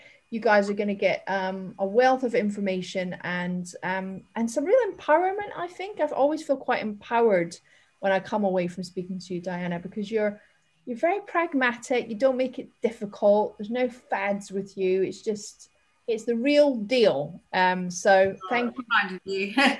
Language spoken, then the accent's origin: English; Scotland, United Kingdom; accent: Scottish; And I obviously I'm Scottish, but have kind of lost that thick accent and the words.